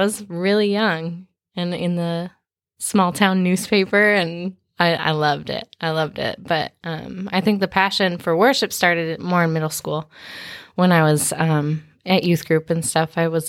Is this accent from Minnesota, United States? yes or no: yes; Minnesota, United States; also born or lived in Kansas; I grew up a little bit of everywhere. I was born in Kansas, and we moved to Minnesota shortly after.